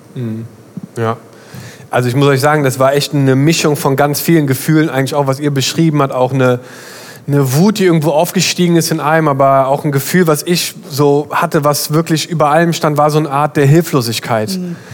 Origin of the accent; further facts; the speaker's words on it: Germany; wir sind alle in Deutschland aufgewachsen